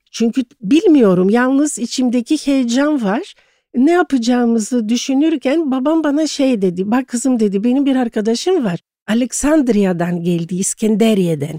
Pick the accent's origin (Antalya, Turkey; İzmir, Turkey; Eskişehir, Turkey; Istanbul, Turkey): Istanbul, Turkey; moved away as an adult; also born or lived in Thessaloniki, Greece; İstanbul doğumluyum. Hı-hı. Boğaziçi, Kandilli'de çok güzel bir evde, sevgi dolu bir ailede e, doğdum.